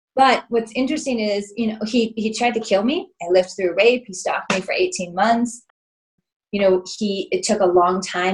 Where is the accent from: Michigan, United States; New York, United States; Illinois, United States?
Illinois, United States; moved away as an adult; also born or lived in Southern California; I was from Illinois